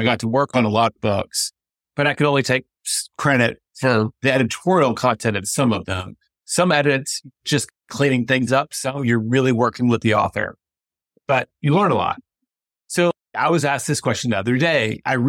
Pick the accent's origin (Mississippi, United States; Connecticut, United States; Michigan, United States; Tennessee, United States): Tennessee, United States; Memphis; how the hell I'm a Mets fan when I grew up in Memphis, Tennessee?